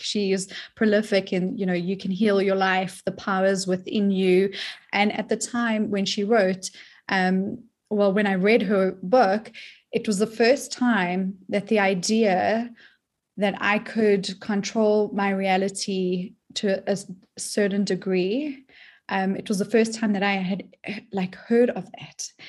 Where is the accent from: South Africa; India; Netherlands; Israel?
South Africa; now in United States; I'm originally from South Africa, um, but I'm stateside now